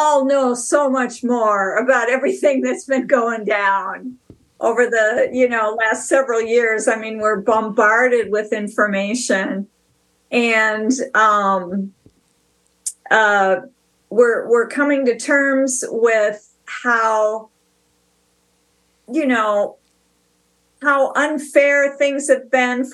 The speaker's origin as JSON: {"language": "English", "town": "Bayport", "region": "Minnesota", "country": "United States", "tie": "born or raised there", "also_born_or_lived": "New York", "said": "I'm from Bayport"}